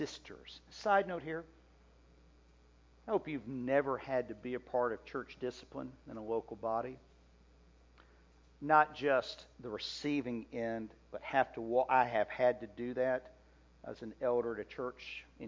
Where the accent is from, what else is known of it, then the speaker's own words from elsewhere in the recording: Oxford, Mississippi, United States; I grew up in Oxford, Mississippi